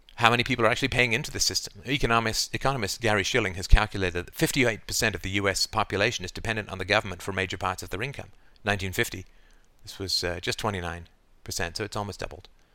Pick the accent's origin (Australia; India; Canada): Canada; I say we as a Canadian